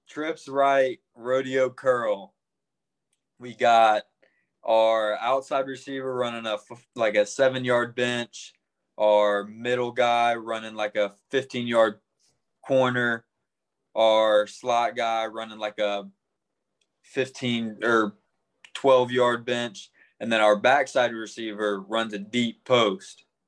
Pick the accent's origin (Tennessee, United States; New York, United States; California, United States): Tennessee, United States; Arlington; I grew up in Arlington, Tennessee